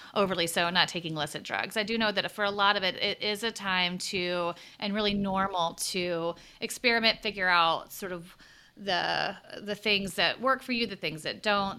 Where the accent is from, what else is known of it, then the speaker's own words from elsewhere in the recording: the South, United States; accent: Southern; moved away as an adult; I grew up in the South in a place where I felt like, oh, I'm a, you know, I'm a well-educated person with not really a strong accent.